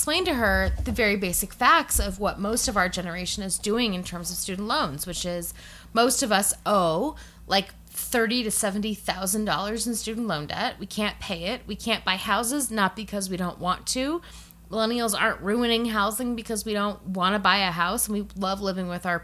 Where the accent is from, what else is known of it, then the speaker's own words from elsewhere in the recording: Colorado, United States; I'm from Colorado